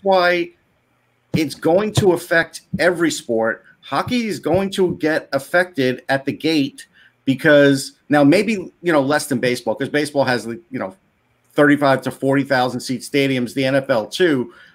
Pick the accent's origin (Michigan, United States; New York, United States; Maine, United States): New York, United States; me growing up in New York